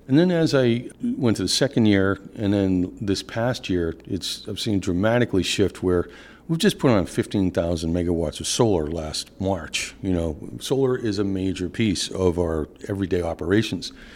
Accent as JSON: {"language": "English", "town": "Boston", "region": "Massachusetts", "country": "United States", "tie": "born or raised there", "accent": "Northeast", "said": "my accent is definitely from the Northeast. Uh, I'm from Boston"}